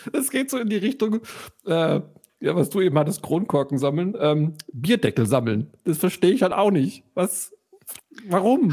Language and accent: German; Allgäu, Bavaria, Germany; moved away; ich habe eine Zeit meiner Kindheit im Allgäu verbracht